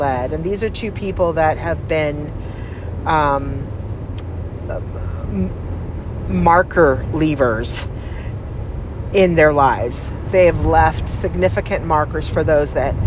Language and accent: English; California, United States; now in Arizona, United States; California, as some of you might know, is my home state